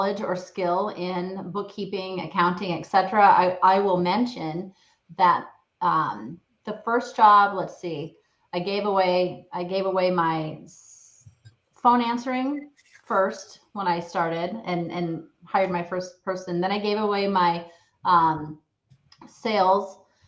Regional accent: Ames, Iowa, United States; the town Ames where I started, my kind of more my hometown

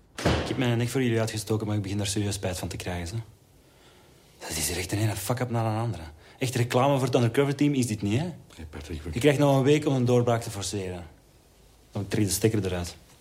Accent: Netherlands; als Nederlanders

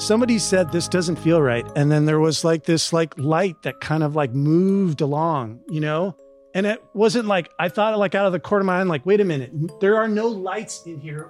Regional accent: Southern California, United States; I grew up experiencing in SoCal

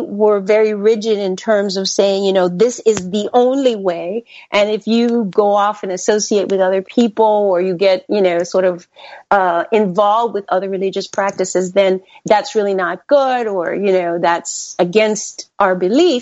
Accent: Panama; now in United States; I was born in the Republic of Panama.

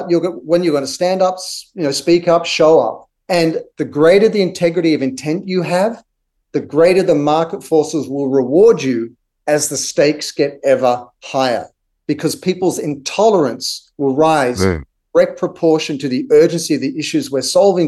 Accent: Australia; moved away; growing up in Australia with Aboriginal cultures

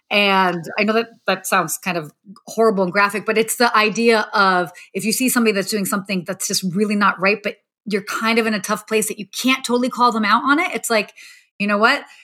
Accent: United States; being like a young young teenage girl I'd, and growing up in the States, you kind of look at celebrities

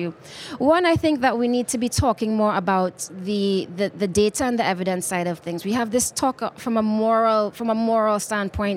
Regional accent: Nairobi, Kenya; I'm coming from Kenya, from Nairobi, Kenya, where we've got lots of geothermal

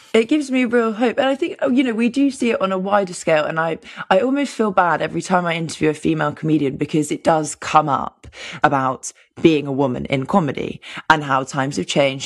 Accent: London, United Kingdom; I grew up in London

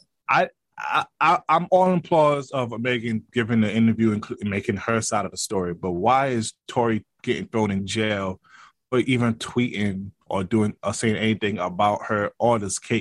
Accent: New York City, New York, United States; I'm from Brooklyn. I rep Brooklyn hard

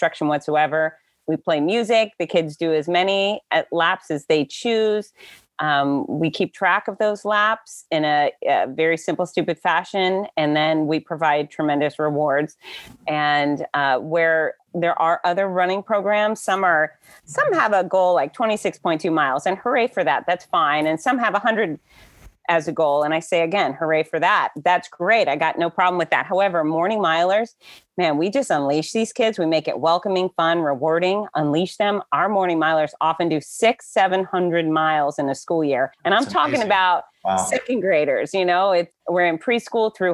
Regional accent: Florida, United States; I grew up here in Florida, so I'm I'm about 67% redneck.

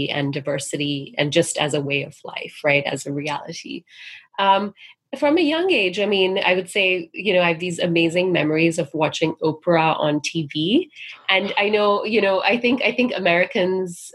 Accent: Singapore; now in United States; growing up in Singapore

